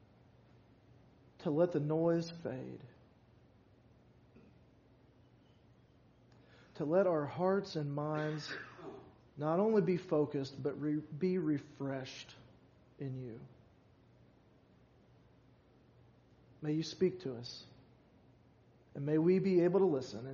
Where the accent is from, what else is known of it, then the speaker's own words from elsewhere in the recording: Louisville, Kentucky, United States; also born or lived in Glendale, Kentucky; growing up all my life in Louisville